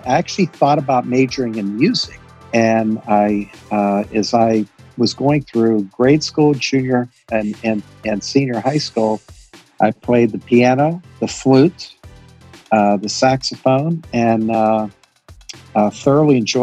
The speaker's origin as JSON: {"language": "English", "region": "Western Pennsylvania", "country": "United States", "tie": "born or raised there", "said": "I grew up in Western Pennsylvania"}